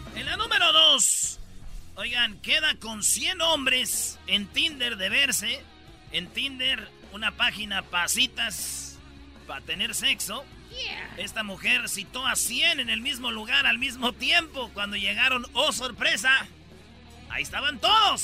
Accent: Mexico; todos los que especialmente que somos de México

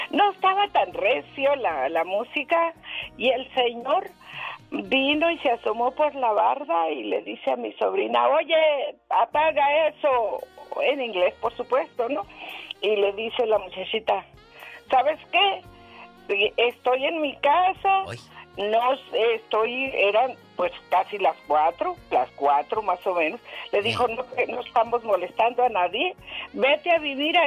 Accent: Sonora, Mexico; moved away as an adult; now in California, United States; vivimos en California ahora unos 25 años y estaba de visita con mi hermana, la mayor, y, como somos de Sonora

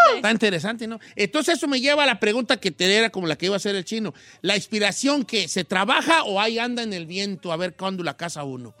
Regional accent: Juan José Ríos, Sinaloa, Mexico; moved away as an adult; also born or lived in Michoacán; now in California, United States; yo nací ahí en Juan José

